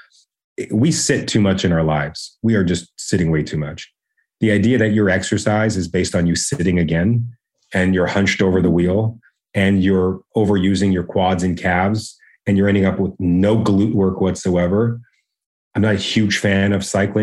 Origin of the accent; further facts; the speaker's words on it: Canada; because I'm Canadian, I go by metrics